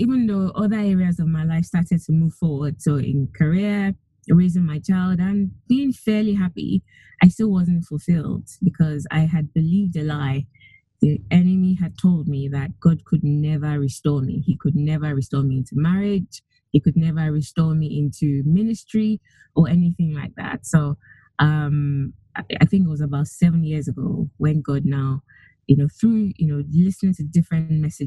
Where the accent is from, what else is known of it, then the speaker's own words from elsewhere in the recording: Nigeria; moved away; I come originally from Nigeria. I grew up mostly in Nigeria, went to school, went to university there.